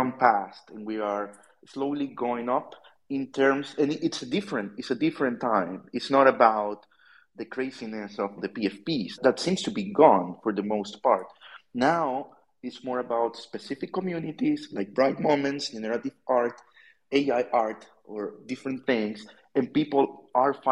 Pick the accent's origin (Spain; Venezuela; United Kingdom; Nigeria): Venezuela; I'm from South America. I'm Venezuelan.